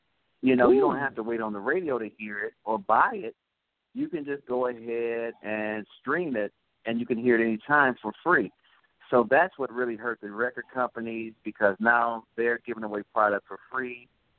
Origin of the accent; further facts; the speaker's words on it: Clarksdale, Mississippi, United States; But I grew up, like I said, listening to a lot of blues because, well, we're from Clarksdale, Mississippi, where a lot of people know that's where the …'s and a lot of the blues were started, actually.